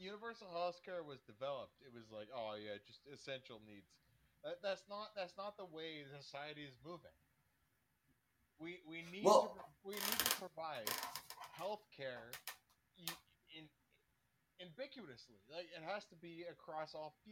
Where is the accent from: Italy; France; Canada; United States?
Canada; I'm Canadian